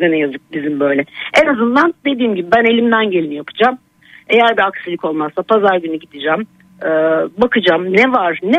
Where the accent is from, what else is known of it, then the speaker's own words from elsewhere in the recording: Şile, Istanbul, Turkey; also born or lived in Bahçeşehir, Istanbul; now in Istanbul, Turkey; Ha biz Şileliyiz, yerlisiyiz.